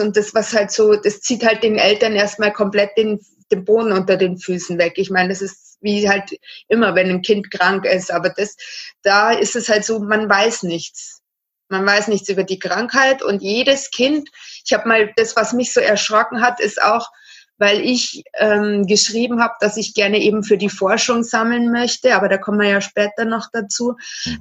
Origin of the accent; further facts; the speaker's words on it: Regensburg, Bavaria, Germany; ich komme hier aus Regensburg, also Mhm. Bayern.